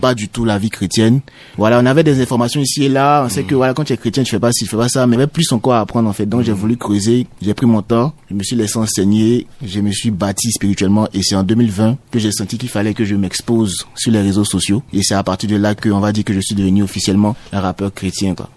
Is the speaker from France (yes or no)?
no; Côte d’Ivoire; je suis ivoirien